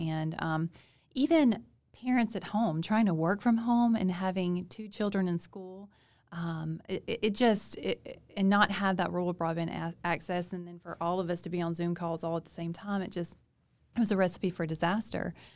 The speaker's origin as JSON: {"language": "English", "town": "Monroe", "region": "Louisiana", "country": "United States", "tie": "born or raised there", "said": "I grew up in Monroe, city girl."}